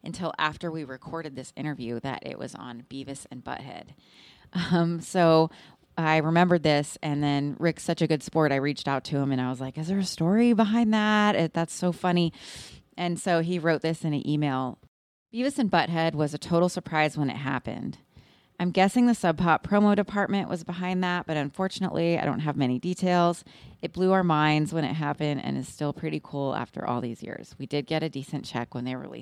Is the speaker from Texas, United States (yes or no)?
yes; Austin, Texas, United States; now in Seattle, United States; I live in Seattle. I'm originally from Austin, Texas